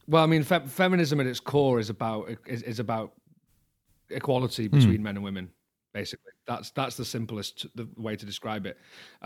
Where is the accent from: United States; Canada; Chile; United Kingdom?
United Kingdom; England; I'm a Northerner, okay. So I use pi.